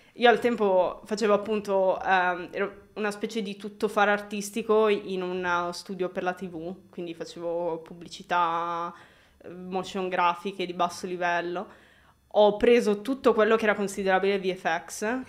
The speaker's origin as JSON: {"language": "Italian", "town": "Milan", "region": "Lombardy", "country": "Italy", "tie": "born or raised there", "said": "sono di qua, l'unica diciamo stray da, dal mio percorso è stato che sono cresciuta in un paesello un po' fuori"}